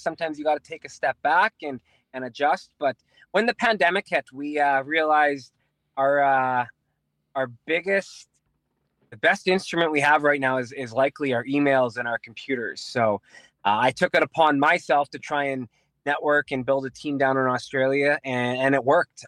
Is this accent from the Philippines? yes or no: no; Winnipeg, Manitoba, Canada; we're from Transcona. We, uh, we went to Transcona Collegiate